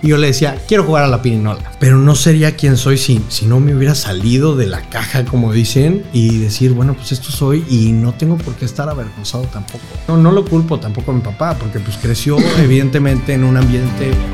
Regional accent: Monterrey, Nuevo León, Mexico; estudio aquí en Monterrey, eh, siempre en colegios maristas, en el Instituto Franco Mexicano

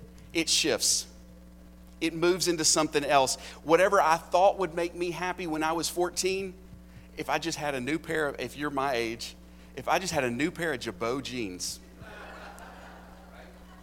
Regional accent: United States; I'm as American as apple pie.

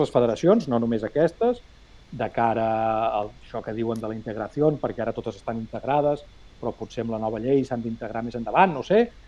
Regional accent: Matadepera, Catalonia, Spain; Jo sóc de Mata de Pere

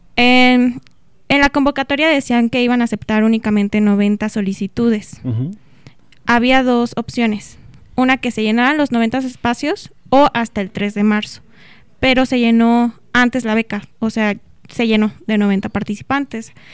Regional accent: Pachuca, Hidalgo, Mexico; moved away as an adult; now in Celaya, Mexico; yo originalmente soy de Pachuca Hidalgo

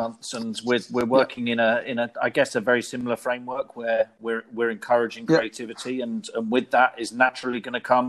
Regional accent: United Kingdom; now in United States; I'm being a Brit, I'm converted, I'm fully in, I love it, living in the US

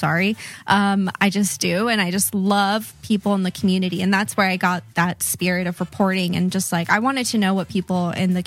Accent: Riverside, California, United States; moved away as an adult; also born or lived in Guadalajara, Mexico / Long Beach, California / Santa Ana, California; now in San Diego, United States; I was born in Guadalajara. My parents brought me when I was little, like 4 years old, and grew up in like Long Beach for a bit, then Santa Ana. And then Riverside

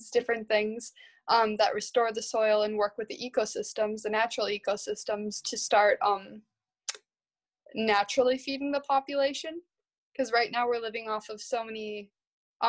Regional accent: Midwest, United States; I'm from the Midwest, so I'm from the place where industrial agriculture happens

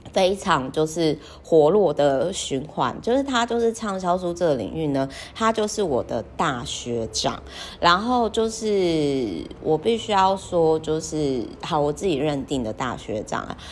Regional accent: Kaohsiung, Taiwan; moved away; also born or lived in northern Taiwan; 我的老家，也就是说好奇呢，高雄的那个海边的秘境

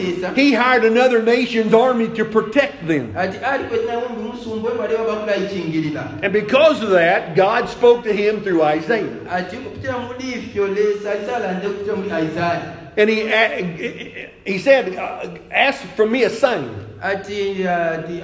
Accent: United States; now in Zambia

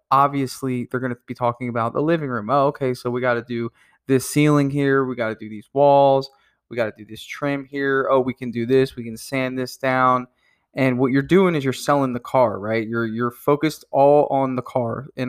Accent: New Jersey, United States; I'm not quite from Wisconsin, but I'm from New Jersey and it's a little cold up there.

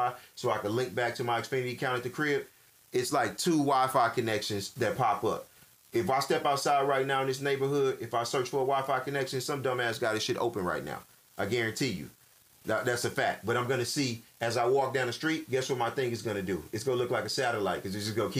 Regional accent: Louisiana, United States; I'm from Raglass, Louisiana

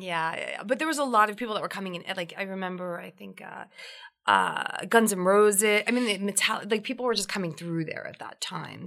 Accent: New Jersey, United States; now in New York, United States; I, am a Jersey girl

